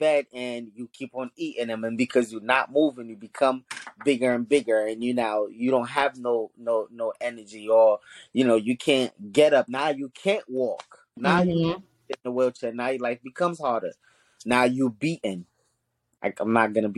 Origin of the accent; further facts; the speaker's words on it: New York City, New York, United States; first language Haitian Creole; English is a second language; also born or lived in Haiti; We grew up in Brooklyn